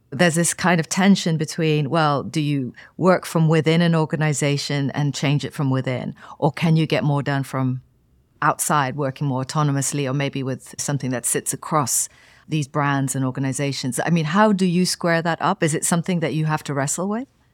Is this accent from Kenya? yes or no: yes; Kenya; I was born into recently independent Kenya into the sort of optimism and the energy of that time. And almost as I started school